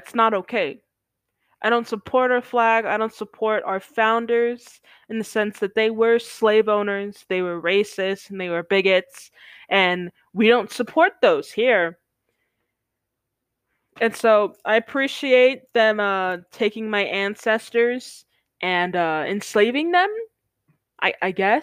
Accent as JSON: {"language": "English", "country": "United States", "said": "We're United Statesmen."}